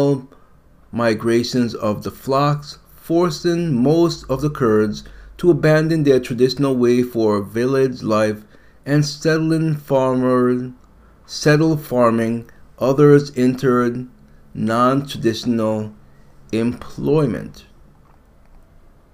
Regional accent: United States; I'm American.

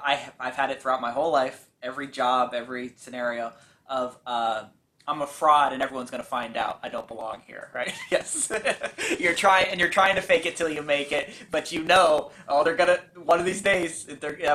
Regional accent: Bay Area, California, United States; I grew up in the Bay Area. I'm still here

